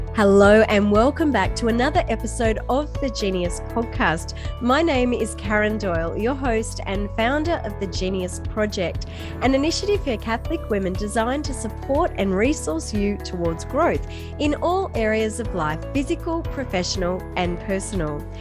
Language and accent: English; Australia; also born or lived in far north Queensland; in Australia, we don't think we have an accent